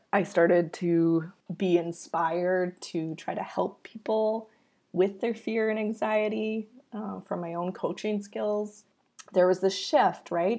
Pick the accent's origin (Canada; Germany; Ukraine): Canada; I am Canadian